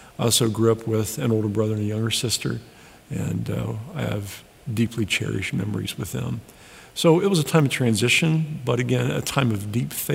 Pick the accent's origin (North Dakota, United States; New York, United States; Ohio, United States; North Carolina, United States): Ohio, United States; Sidney; moved away as an adult; now in Cleveland, Tennessee, United States; I loved growing up in Sydney.